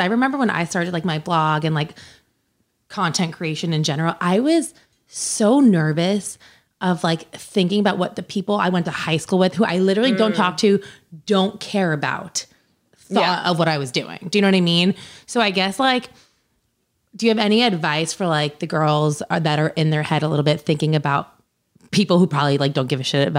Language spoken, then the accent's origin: English; New Jersey, United States; growing up in New Jersey